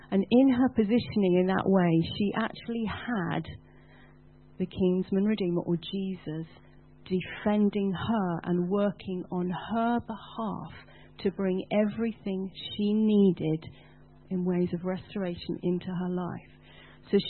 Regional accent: United Kingdom

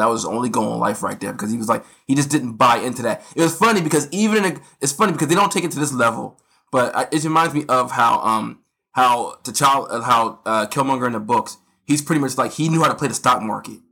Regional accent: United States; being American

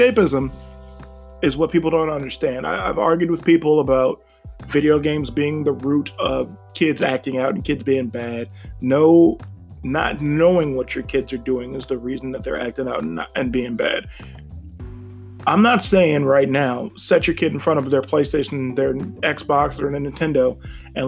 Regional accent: Ashtabula County, Ohio, United States; I'm leaving Ashtabula County, because it's boring right now. It's super boring. And it's not even like shitting on my hometown

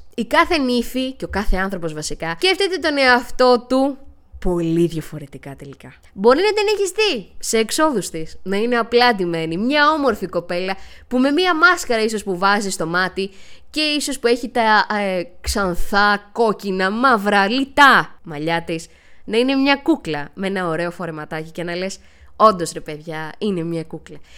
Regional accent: Xanthi, Eastern Macedonia and Thrace, Greece; λέω ότι είμαι από την Ξάνθη, είπαμε μισή-μισή

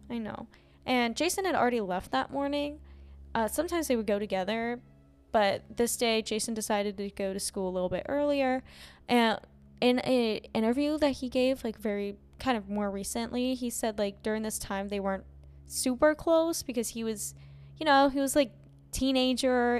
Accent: Ohio, United States; my Ohio people who know Geauga Lake

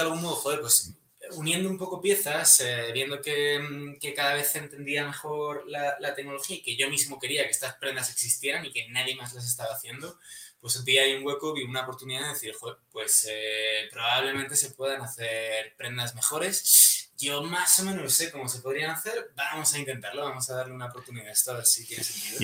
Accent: Madrid, Community of Madrid, Spain; soy un chico de Madrid

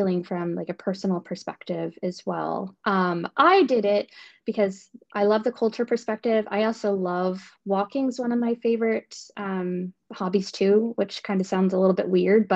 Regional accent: Maryland, United States; moved away as an adult; also born or lived in Baltimore, Maryland; now in Northern Virginia, United States; I grew up on the Chesapeake Bay in Maryland.

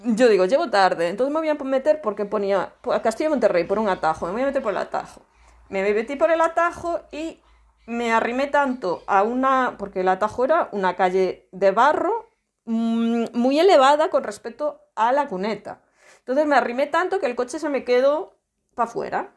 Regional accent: Laza, Galicia, Spain; yo soy de mi pueblo, soy de Laza.

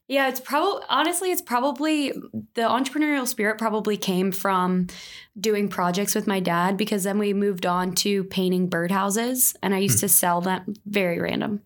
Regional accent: right outside of Philly, New Jersey, United States; now in Dallas, United States; I'm from New Jersey, right outside of Philly. Grew up entrepreneurial.

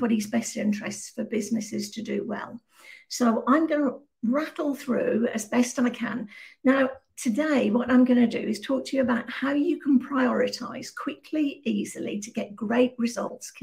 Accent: Birmingham, West Midlands, United Kingdom; moved away as an adult; now in Malaga, Spain; I'm originally from Birmingham in the Midlands, right in the middle of the UK

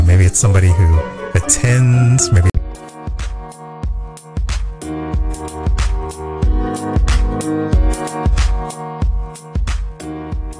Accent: Pittsburgh, Pennsylvania, United States; I'm from Pittsburgh

